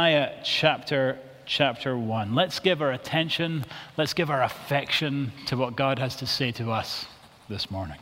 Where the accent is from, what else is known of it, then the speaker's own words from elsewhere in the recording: Scotland, United Kingdom; I'm from Bonnie, Scotland